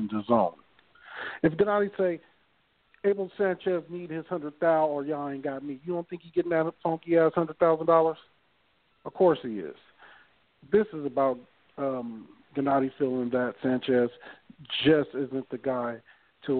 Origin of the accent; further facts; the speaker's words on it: Long Beach, California, United States; I'm from Long Beach